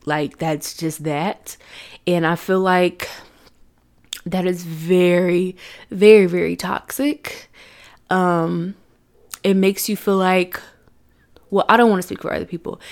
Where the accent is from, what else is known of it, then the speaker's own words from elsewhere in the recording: Chattanooga, Tennessee, United States; I was born in Chattanooga, Tennessee on December first, nineteen ninety-three